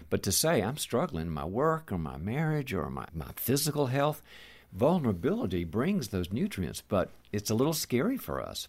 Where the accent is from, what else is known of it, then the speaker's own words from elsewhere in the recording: the South, United States; moved away; I'm originally from the South, and we call the chronics the bless their heart, folks